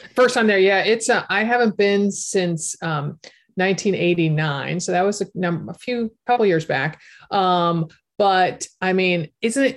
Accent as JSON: {"language": "English", "region": "Connecticut", "country": "United States", "tie": "born or raised there", "said": "my home state of Connecticut."}